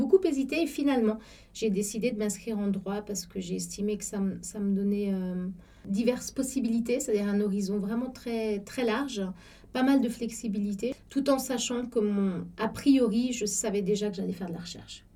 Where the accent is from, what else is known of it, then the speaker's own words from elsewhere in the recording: Cairo, Cairo Governorate, Egypt; moved away as an adult; also born or lived in Paris, France / Buenos Aires, Argentina; now in Geneva, Switzerland; je suis suisse, mais j'ai grandi au, Caire en Égypte. J'ai passé toute mon enfance et mon adolescence là-bas